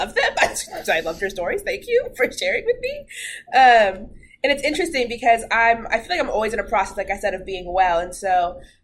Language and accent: English; Redmond, Washington, United States; I grew up in Redmond